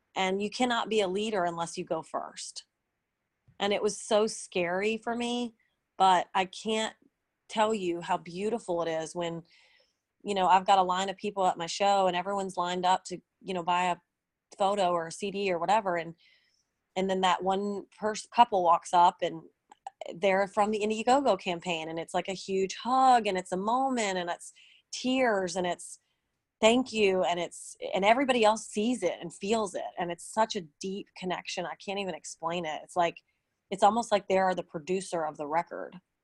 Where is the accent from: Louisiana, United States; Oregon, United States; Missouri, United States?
Louisiana, United States; New Orleans; moved away as an adult; now in Nashville, United States; I didn't want to move back to my hometown because um, New Orleans is kind of known for blues and jazz